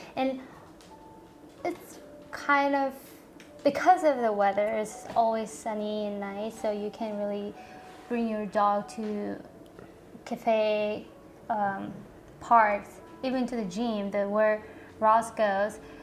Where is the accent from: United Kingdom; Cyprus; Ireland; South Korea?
South Korea; now in Austin, United States; I'm from Korea, made in Korea